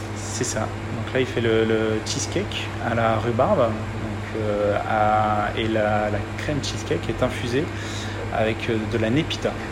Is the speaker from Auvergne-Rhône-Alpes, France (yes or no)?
yes; Lyon, Auvergne-Rhône-Alpes, France; moved away; je suis lyonnais d'origine